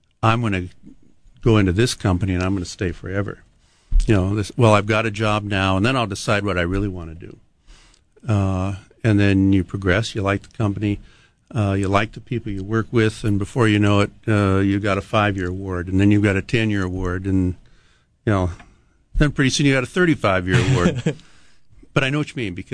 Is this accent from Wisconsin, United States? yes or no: no; Montana, United States; now in Hawaii, United States; I grew up in Montana